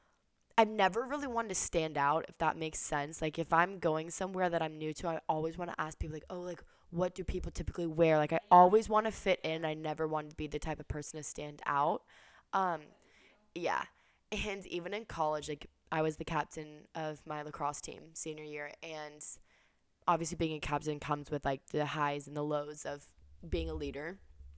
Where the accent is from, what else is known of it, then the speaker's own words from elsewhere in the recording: the South, United States; moved away as an adult; also born or lived in California; we grew up in the South